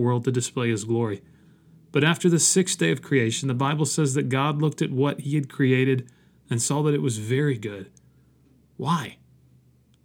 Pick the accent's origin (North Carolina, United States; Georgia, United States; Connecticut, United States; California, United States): Georgia, United States; Dalton; a small Christian school in my hometown of Dalton, Georgia